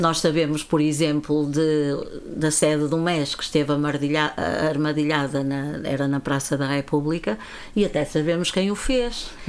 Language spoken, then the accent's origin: Portuguese; Viana do Castelo, Norte, Portugal; rua General Luís do Rego, por acaso a rua onde eu nasci, onde morava a minha avó